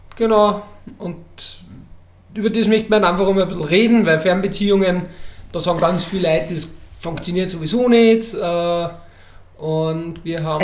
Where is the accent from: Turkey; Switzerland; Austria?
Austria; Upper Austria; Ich komme aus Oberösterreich